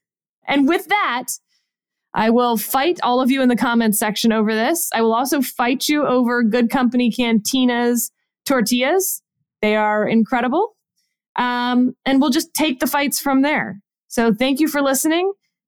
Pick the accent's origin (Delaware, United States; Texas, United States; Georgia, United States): Texas, United States; Houston; moved away; So I grew up in Pecan Creek near Pecan Grove.